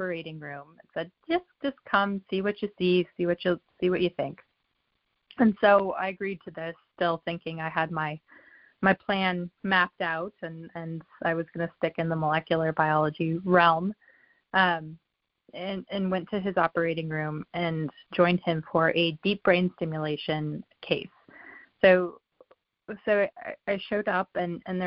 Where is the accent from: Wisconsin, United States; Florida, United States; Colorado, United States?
Colorado, United States; moved away; I'm from Colorado